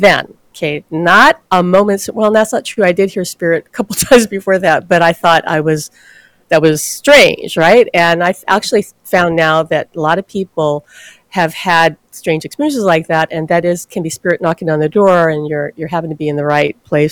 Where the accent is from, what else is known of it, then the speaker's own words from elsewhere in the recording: Hawaii, United States; I'm born and raised in Hawaii